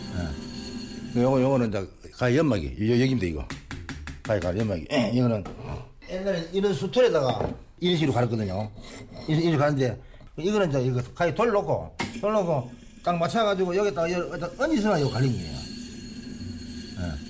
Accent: Cheongdo, North Gyeongsang, South Korea; also born or lived in Daegu; 중학교가 그 왕복 30리 걸어 다니거든요. 그때 청도군에서

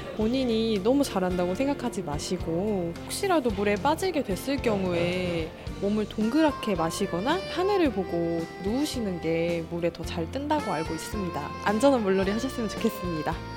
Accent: Busan, South Korea; 저는 부산에서 온

